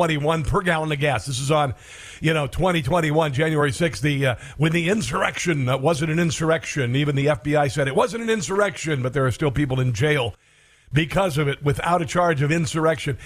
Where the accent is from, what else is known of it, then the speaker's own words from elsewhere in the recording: Iowa, United States; moved away; also born or lived in Illinois; Iowa, which is my home state